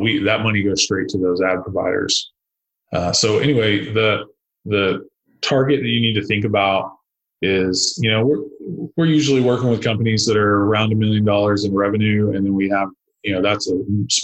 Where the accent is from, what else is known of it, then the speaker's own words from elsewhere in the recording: Arlington, Texas, United States; my hometown of Arlington, which is about 400,000 people